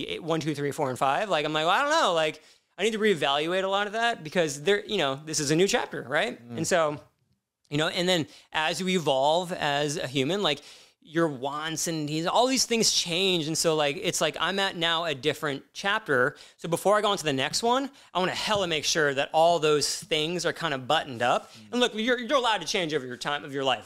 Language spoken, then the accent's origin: English; Midwest, United States; growing up in the Midwest